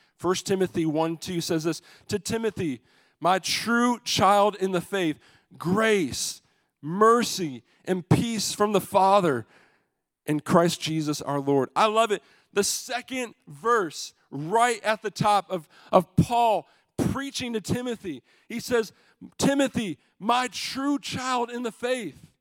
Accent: Michigan, United States; moved away; We're all from Michigan

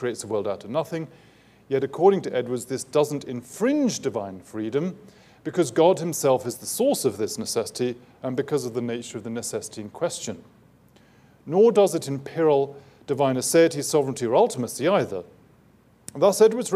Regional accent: England, United Kingdom; Being English

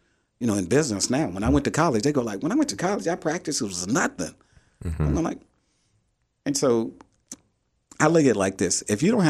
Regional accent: Macomb, Mississippi, United States; You know, I'm from Macomb, Mississippi.

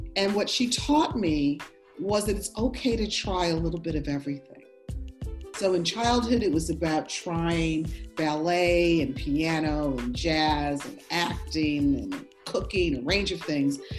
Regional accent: Buffalo, New York, United States; moved away; I grew up, I was born in Buffalo, New York

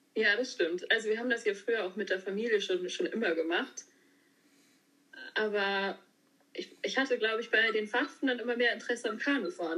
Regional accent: Schörderup, Schleswig-Holstein, Germany; moved away as an adult; now in Hamburg, Germany; ursprünglich komme ich aus Schördrup, ähm, genau, wohne auf einem landwirtschaftlichen Betrieb und bin jetzt aber nach Hamburg gezogen vor, naja, auch schon fünf Jahre her

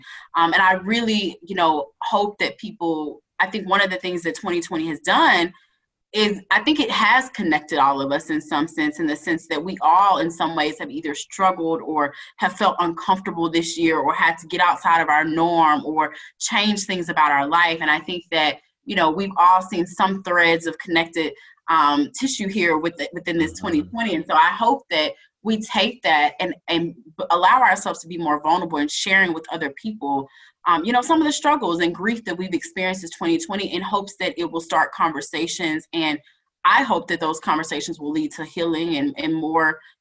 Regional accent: near Ole Miss, Mississippi, United States; It was down the street from my hometown.

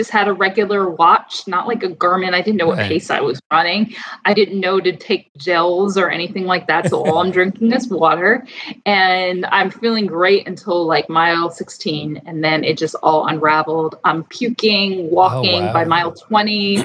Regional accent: New York, United States; also born or lived in Boston; I grew up right outside of New York City.

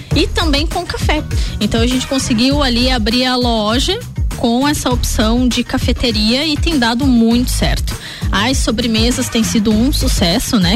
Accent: Lages, Santa Catarina, Brazil; sou lagiana, nasci sim, em Lages, amo essa cidade

